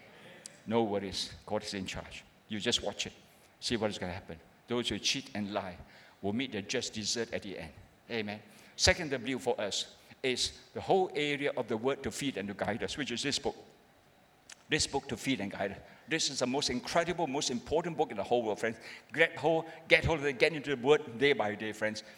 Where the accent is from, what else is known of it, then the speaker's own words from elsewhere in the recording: Malaysia; I'm a pastor from Malaysia